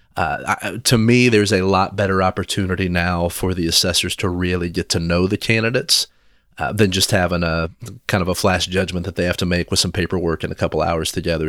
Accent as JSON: {"language": "English", "town": "Versailles", "region": "Kentucky", "country": "United States", "tie": "born or raised there", "moved": "yes", "lives_now": "Lafayette, United States", "said": "I grew up in Versailles, Kentucky"}